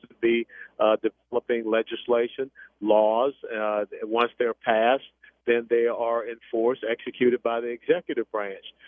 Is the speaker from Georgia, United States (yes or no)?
yes; Atlanta, Georgia, United States; now in Texas, United States; I'm from Georgia. I was brought up in an inner city. John Lewis was my congressional representative